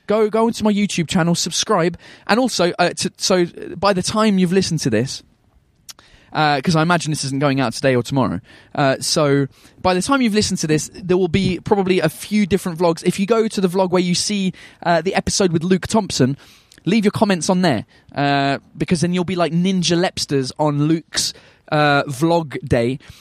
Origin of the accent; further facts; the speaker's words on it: England, United Kingdom; I'm English